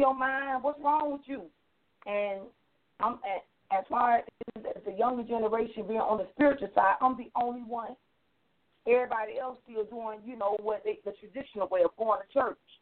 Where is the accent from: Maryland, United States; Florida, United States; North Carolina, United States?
Florida, United States; Miami; I'm from Florida, Miami